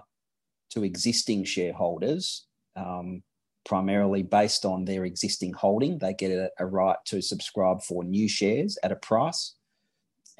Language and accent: English; Western Australia, Australia; I grew up in Western Australia